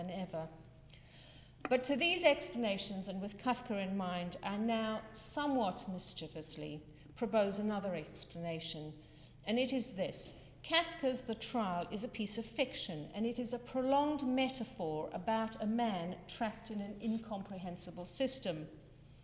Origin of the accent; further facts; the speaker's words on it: South Africa; moved away; I am South African born